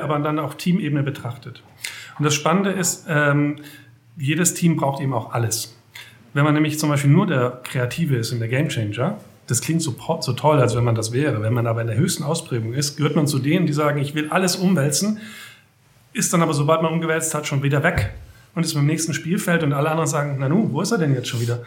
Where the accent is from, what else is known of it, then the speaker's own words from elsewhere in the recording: Germany; also born or lived in near Metzingen, Baden-Württemberg; Ich bin zwar ja auch in der Nähe geboren, aber mhm. dann im zarten Alter von ein Jahren in der Nähe von Hamburg groß geworden, ah. ähm, im kleinen Dorf